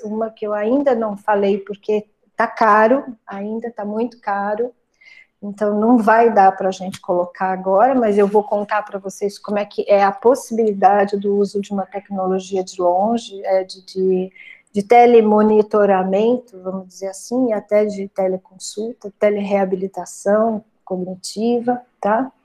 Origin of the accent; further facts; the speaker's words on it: Brazil; also born or lived in São Carlos / Uberaba; Uberaba fica perto da cidade onde eu nasci, fica a 70 quilômetros de lá